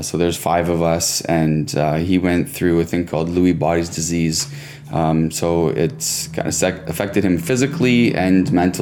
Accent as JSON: {"language": "English", "town": "Cobourg", "region": "Ontario", "country": "Canada", "said": "So I'm from Cobourg, which is about an hour east of Toronto, right on Lake Ontario, about 15,000 people"}